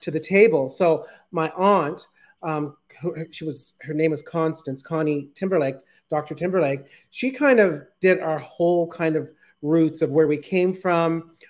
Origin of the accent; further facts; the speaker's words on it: Saint John, New Brunswick, Canada; I was born and brought up in St. John, New Brunswick. Grew up in the South End, and come from a huge family